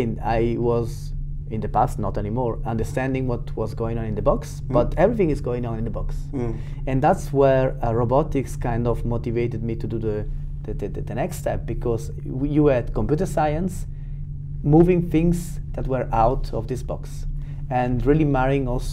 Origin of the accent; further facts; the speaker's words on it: Switzerland; I'm coming from Switzerland.